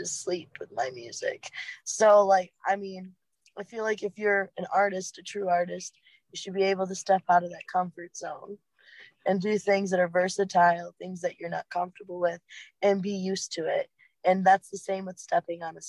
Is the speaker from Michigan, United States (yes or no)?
yes; Muskegon area, Michigan, United States; Rothbury is for Electric Forest? It's okay, literally right outside my hometown